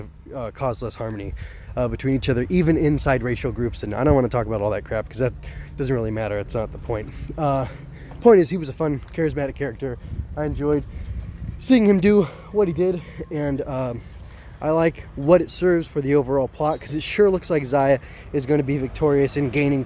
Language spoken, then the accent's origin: English; United States; being an American